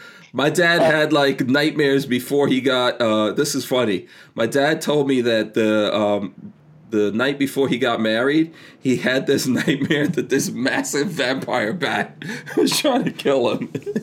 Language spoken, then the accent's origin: English; India; By the way, I could do that. I'm Indian. So for any people out there who want to like come down on this, that's not racist or anything. I am Indian.